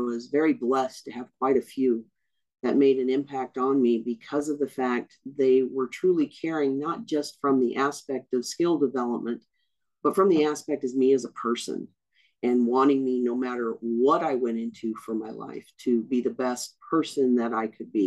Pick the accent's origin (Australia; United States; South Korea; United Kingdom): United States; Tucson, Arizona; I grew up in Tucson, Arizona